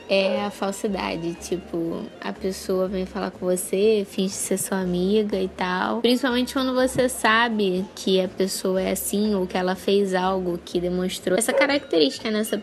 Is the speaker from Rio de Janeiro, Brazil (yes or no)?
yes; Rio de Janeiro, Brazil; eu sou do Rio de Janeiro